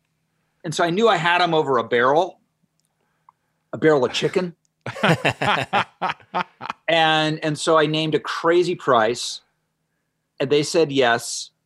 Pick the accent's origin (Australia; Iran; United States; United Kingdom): United States; Ohio; I remember growing up in Ohio when Wendy's came on the scene.